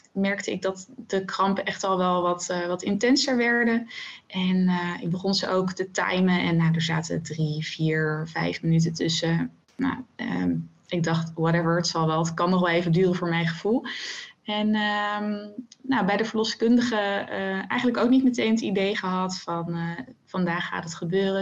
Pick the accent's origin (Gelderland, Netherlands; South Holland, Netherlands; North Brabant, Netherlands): South Holland, Netherlands; The Hague; now in Zoetermeer, Netherlands; ik ben eh, geboren in Den Haag en daar heb ik eigenlijk mijn hele leven gewoond